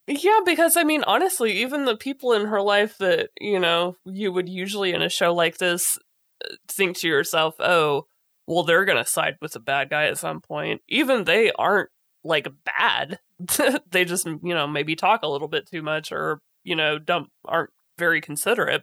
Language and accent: English; United States; as an American